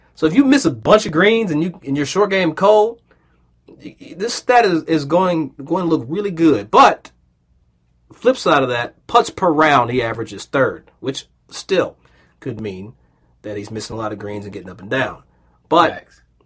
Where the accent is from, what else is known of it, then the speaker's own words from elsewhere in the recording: Versailles, Kentucky, United States; I grew up in a place called Versailles, Kentucky